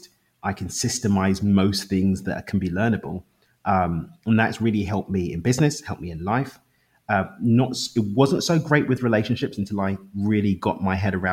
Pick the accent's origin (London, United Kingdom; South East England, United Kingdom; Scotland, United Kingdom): London, United Kingdom; accent: London; moved away as an adult; now in Cabo San Lucas, Mexico; I actually live in Cabo in Mexico, but I'm from East London in the UK. But yeah, I moved to Mexico 3 years ago.